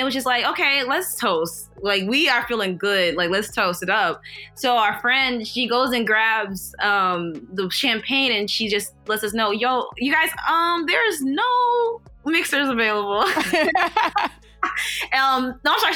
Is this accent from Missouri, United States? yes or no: yes; St. Louis, Missouri, United States; also born or lived in Kansas City, Kansas; I'm from St. Louis, Missouri